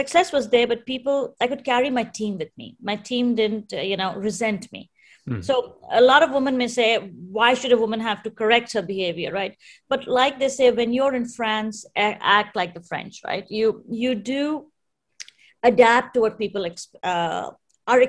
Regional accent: India; being Indian

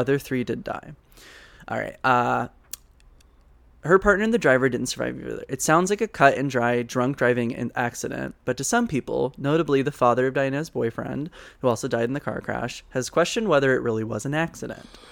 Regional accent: the South, United States; growing up in the South

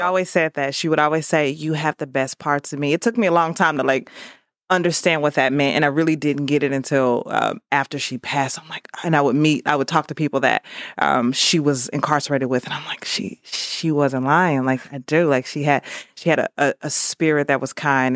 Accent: St. Louis, Missouri, United States; born and raised in Saint Louis

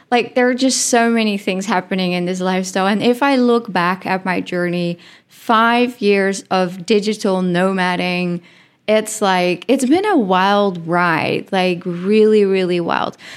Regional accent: Netherlands; English is a second language; moved away as an adult; I come from the Netherlands

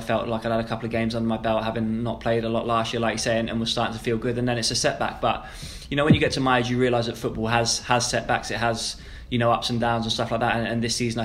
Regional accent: Maidenhead, South East England, United Kingdom; moved away; growing up in Maidenhead

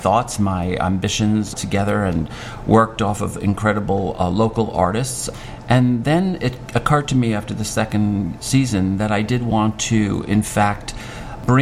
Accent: New York City, New York, United States; born and raised in the Bronx.

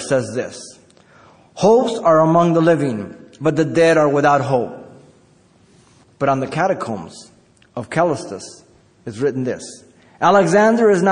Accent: Mexico City, Mexico; moved away; I was born in Mexico City

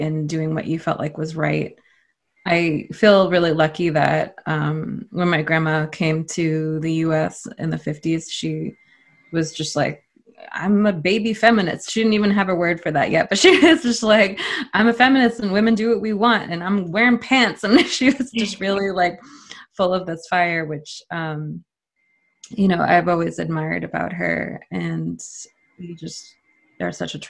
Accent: New Hampshire, United States; moved away; I am from New Hampshire, which, for those of you not familiar, is in the northeast of the United States, though I've lived many places since

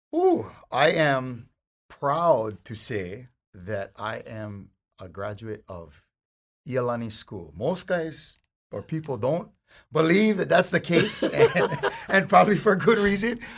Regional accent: Hawaii, United States; I'm a local boy. I gotta be here. I live in, you know, if something happens to Hawaii, I'm going down too because this is who I am, being here and being Hawaiian

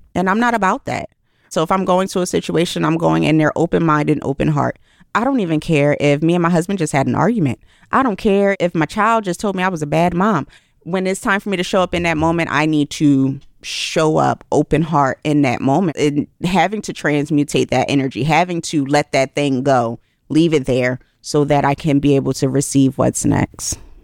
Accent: Philadelphia, Pennsylvania, United States; I'm from Philly.

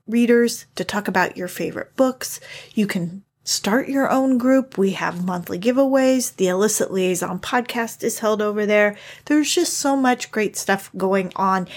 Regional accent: Northern California, United States; I grew up in Northern California

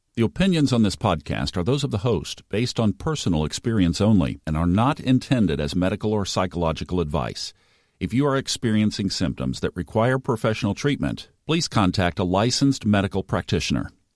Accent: Tulsa, Oklahoma, United States; I grew up in Tulsa

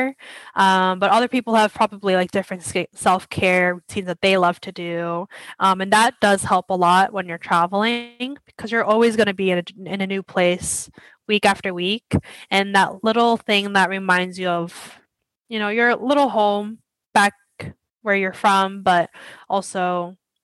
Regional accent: United States; when we're Asian American

